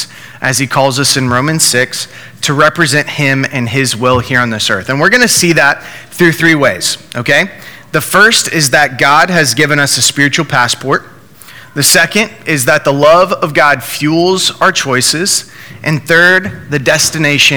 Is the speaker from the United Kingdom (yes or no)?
no; United States; I'm from the United States of America